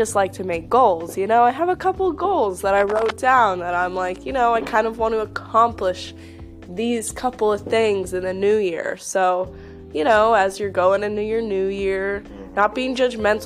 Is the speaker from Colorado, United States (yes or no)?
yes; Colorado, United States; Growing up, I grew up in Colorado